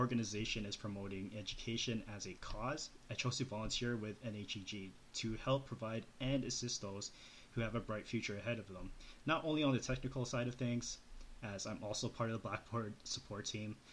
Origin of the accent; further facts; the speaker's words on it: Calgary, Alberta, Canada; moved away as an adult; also born or lived in Loma Linda, California; I was born and raised in Calgary, Alberta, Canada, and moved to Loma Linda, California late 2011 to pursue my studies in IT.